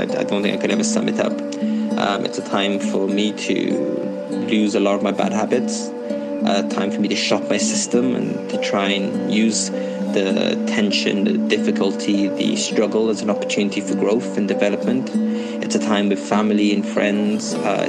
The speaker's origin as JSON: {"language": "English", "region": "Wales", "country": "United Kingdom", "said": "I'm from Wales in the United Kingdom."}